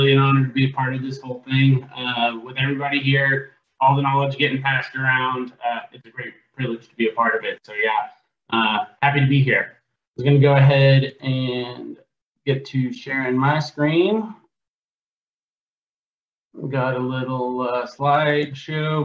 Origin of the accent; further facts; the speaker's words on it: Southlake, Texas, United States; moved away as an adult; now in Oklahoma, United States; I was originally born South Lake, Texas, born and raised in the Dallas-Fort Worth area